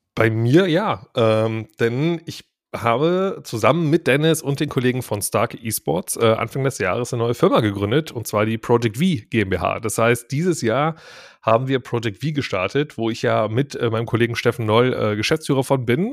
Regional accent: Krefeld, North Rhine-Westphalia, Germany; ich komme nämlich auch aus der Ecke von Krefeld

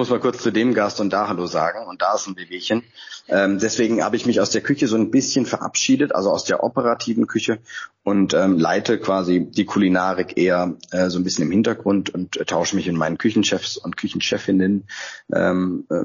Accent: Freiburg, Baden-Württemberg, Germany; born there; now in Hamburg, Germany; Ich bin ja gebürtiger Freiburger, aber seit 15 Jahren in Hamburg und auch seit 15 Jahren auf St. Pauli

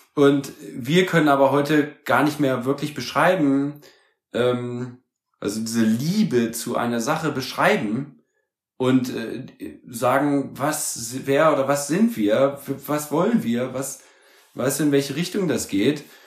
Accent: Germany; als Deutsche

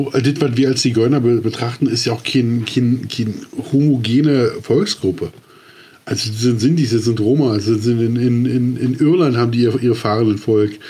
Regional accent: East Germany, Germany; Genau. Oder, ich, oder als Ossi, ja, ja, ist so, Entschuldigung, kommen damit klar.

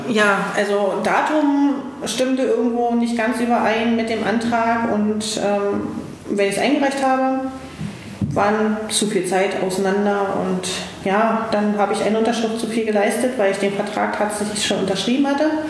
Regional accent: East Germany, Germany; ich als gebürtiger Ossi, damals ja noch, ähm, bin in den Westen gegangen

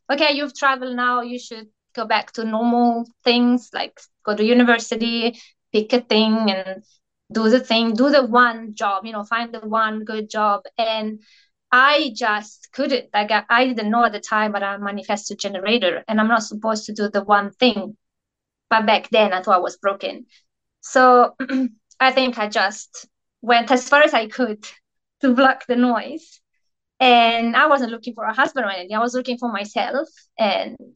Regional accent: Italy; moved away as an adult; also born or lived in Australia; now in New Zealand; I'm originally from Italy and I'm living in New Zealand with my husband, which is from here

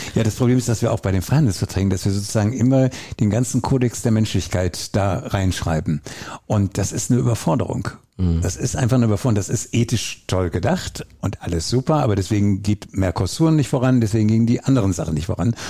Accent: Essen, North Rhine-Westphalia, Germany; also born or lived in Oberhausen; ich bin ein Kind des Ruhrgebiets, in Oberhausen geboren, in Essen groß geworden

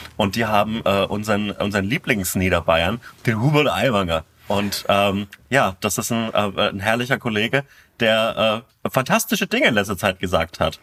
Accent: Bavaria, Germany; meinen, äh, mein Heimat, mein Heimatbundesland

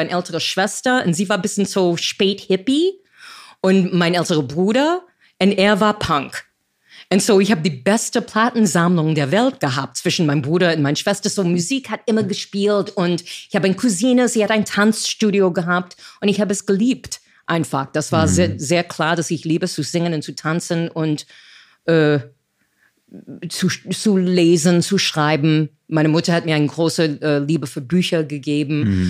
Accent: United States; German is a second language; moved away as an adult; also born or lived in New York; now in Berlin, Germany; ich als Amerikanerin, ich bin in die 60er Jahre groß geworden

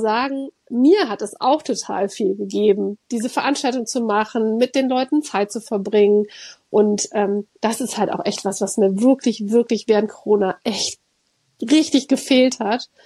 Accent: Cologne, North Rhine-Westphalia, Germany; ich bin ja in Köln groß geworden

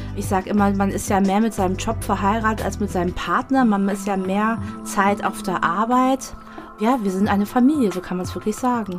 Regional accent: Bad Camberg, Hesse, Germany; also born or lived in Wiesbaden; Kindheit war alles Bad Camberg, bis ich 15,5 war

